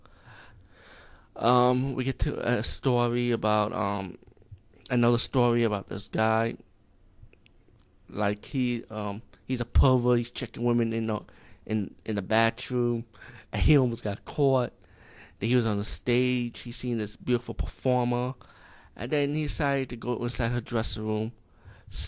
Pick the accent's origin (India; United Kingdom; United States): India; as being Indian